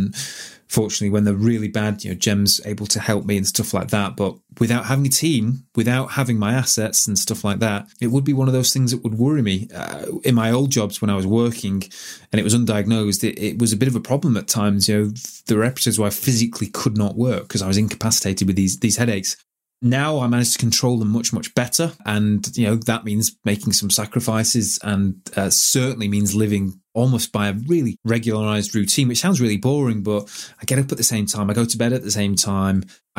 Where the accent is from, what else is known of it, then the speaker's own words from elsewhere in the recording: Manchester, North West England, United Kingdom; when you're from Manchester and you grew up in Manchester and all that was happening, that was a really exciting time to be in Manchester.